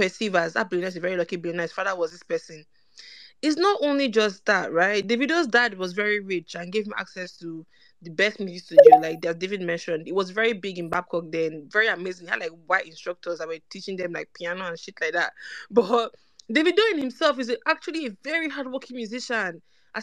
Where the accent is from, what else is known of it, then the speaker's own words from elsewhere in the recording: Benin City, Edo, Nigeria; moved away as an adult; now in United Kingdom; I grew up in Benin City